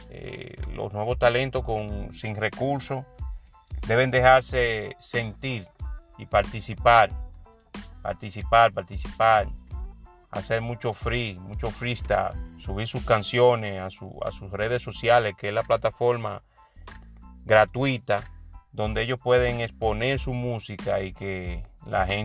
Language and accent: Spanish; San Francisco de Macorís, Duarte, Dominican Republic; ya que en realidad eh, es un franco macorizano, yo siempre he dicho que donde hay uno de mi tierra o un participante que yo entiendo que merece el apoyo